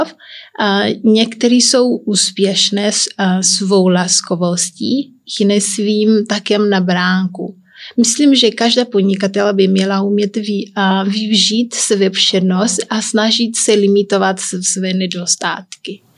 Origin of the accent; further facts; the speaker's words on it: Santiago, Cape Verde; Czech is a second language; moved away as an adult; also born or lived in Liberec, Czech Republic; now in Czech Republic; já jsem se narodila na kaverách, ale já nejsem um, úplně kapverdianka, protože já jsem mix. A i když jsem tam se bydlela od 17 do 17 let